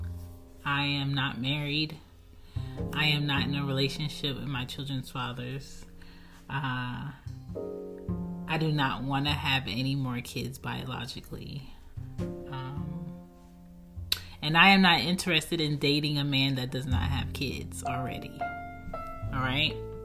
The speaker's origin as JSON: {"language": "English", "town": "Baltimore", "region": "Maryland", "country": "United States", "tie": "born or raised there", "also_born_or_lived": "Philadelphia, Pennsylvania"}